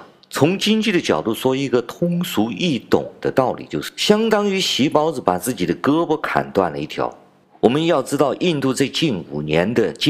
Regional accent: China; 他们这个行为啊，不仅仅是他们自己想死啊，他们还是把我们中国人拉着一起跳下悬崖呀。

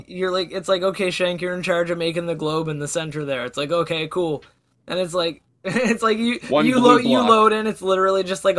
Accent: Canada; as a Canadian

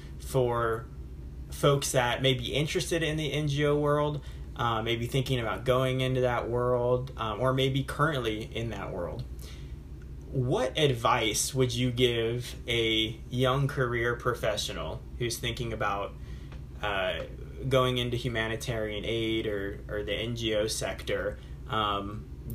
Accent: United States; growing up in America

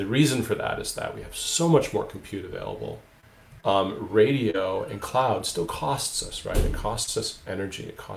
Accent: Michigan, United States; moved away as an adult; also born or lived in Oulu, Finland; now in Finland; in 1996, actually, when I moved from Michigan to northern

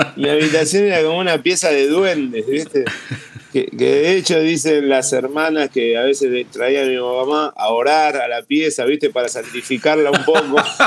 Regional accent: Argentina; soy argentino

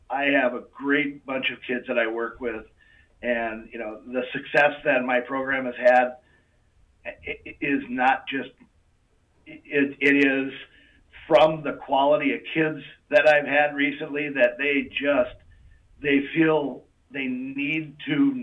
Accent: Brooklyn Center, Minnesota, United States; also born or lived in Mora, Minnesota; I grew up in Brooklyn Center

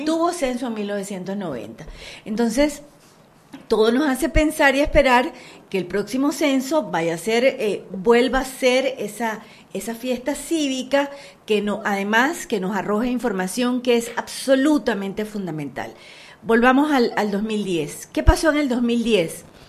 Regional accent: Panama; nosotros crecimos aquí y todos somos panameños

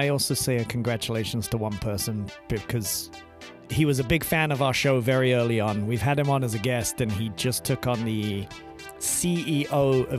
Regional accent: United Kingdom; moved away

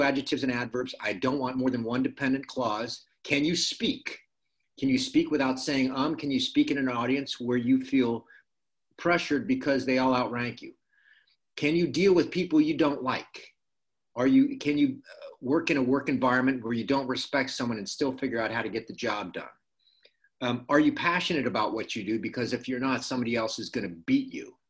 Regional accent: Miami, Florida, United States; moved away as an adult; I grew up in Miami, Florida, fishing in canals and playing Little League baseball

